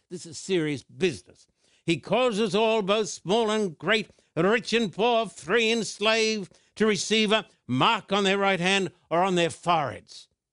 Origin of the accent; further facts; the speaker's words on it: United Kingdom; as a British citizen